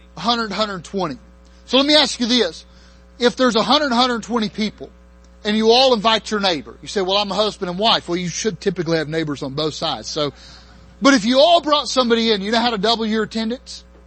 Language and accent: English; near Chattanooga, Tennessee, United States; also born or lived in Maryland; I grew up near Chattanooga for the most part. I lived in Maryland